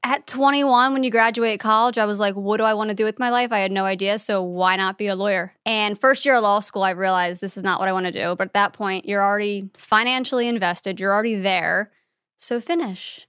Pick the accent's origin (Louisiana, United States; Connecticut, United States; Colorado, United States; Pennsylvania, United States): Pennsylvania, United States; about an hour north of Philadelphia; moved away; Pennsylvania, about an hour north of Philadelphia